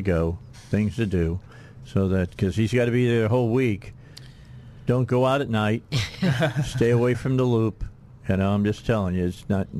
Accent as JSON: {"language": "English", "town": "Chicago", "region": "Illinois", "country": "United States", "tie": "born or raised there", "said": "It's my hometown."}